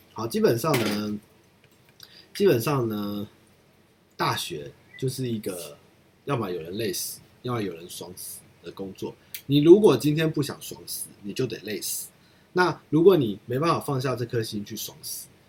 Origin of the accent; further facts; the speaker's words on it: United States; 我会说，我是一个从美国回来的 ABC，我这在台湾没有烤过肉，那我今天经过这边，可不可以跟你们一起烤个肉？那对，就是我想要带这些回忆回到美国去，因为我从小在美国是不烤肉的